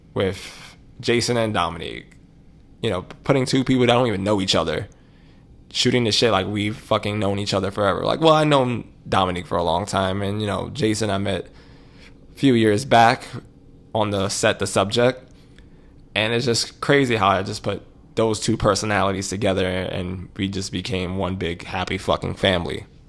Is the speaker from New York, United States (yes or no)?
yes; New York City, New York, United States; moved away; I grew up in Harlem.